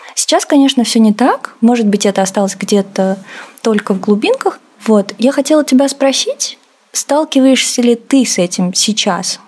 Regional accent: Russia; also born or lived in Azerbaijan; Я россиянка азербайджанского происхождения. В России я живу с пяти лет

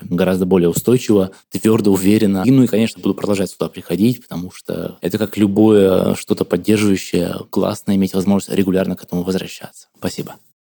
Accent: Krasnoyarsk, Krasnoyarsk Krai, Russia; я из Красноярска

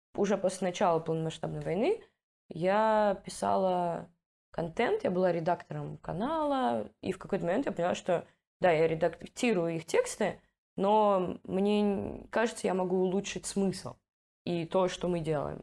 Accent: Russia; now in Amsterdam, Netherlands; я из Раши

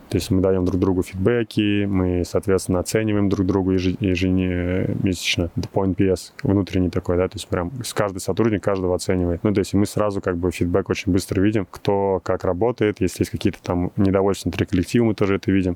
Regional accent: Russia; moved away as an adult; now in Silicon Valley, United States; России, откуда я родом

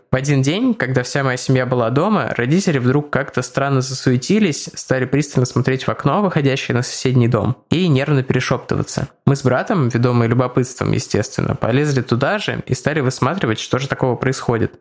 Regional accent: Saint Petersburg, Russia; где я вырос, в Озерках

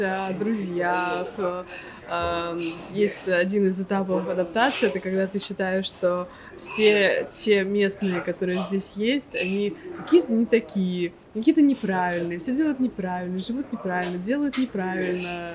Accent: Saint Petersburg, Russia; moved away as an adult; now in Cyprus; я из Петербурга

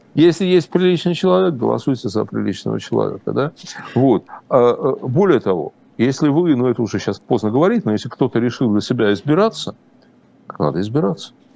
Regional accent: Russia; я, российский еврей

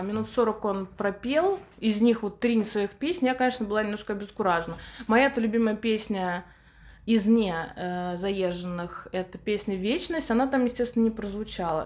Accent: Samara, Samara Oblast, Russia; в Самаре, в моем родном городе

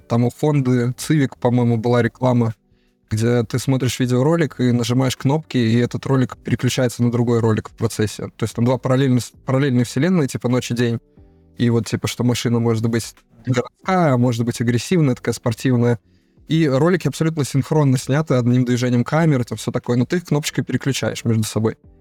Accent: Saint Petersburg, Russia; я с Ленинграда, отсюда вот прям с острова Васильевского

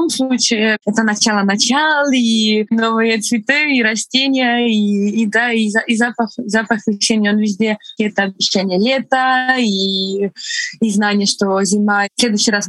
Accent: Estonia; first language Estonian; Russian is a second language; Мой первый язык не русский, мой первый язык эстонский. Угу. Русский, наверное, мой третий язык.

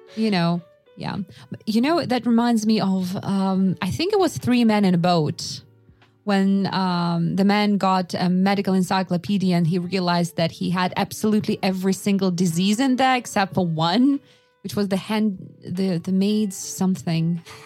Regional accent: Yakutsk, Sakha Republic, Russia; moved away; I was born in Yakutsk

